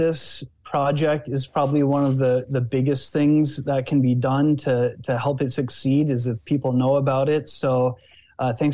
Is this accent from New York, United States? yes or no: no; Bismarck, North Dakota, United States; moved away; I'm originally from Bismarck, North Dakota, which is where the biggest trees by far and most common are